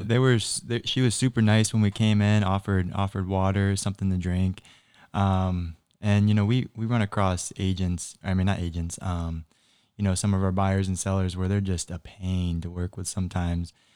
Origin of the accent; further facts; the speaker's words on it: Naples, Florida, United States; I grew up in Naples